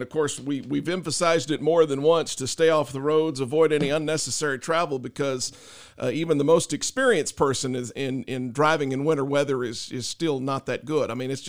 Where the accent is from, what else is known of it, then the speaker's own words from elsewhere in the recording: Tilden, Texas, United States; moved away; I'm from Tilden. My parents live in Tilden